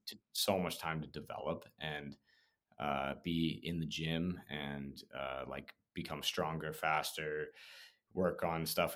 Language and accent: English; Prince George, British Columbia, Canada; moved away as an adult; I was from Prince George